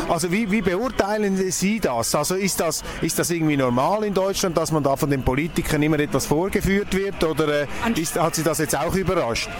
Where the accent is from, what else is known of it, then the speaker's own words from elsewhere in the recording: Switzerland; als Schweizer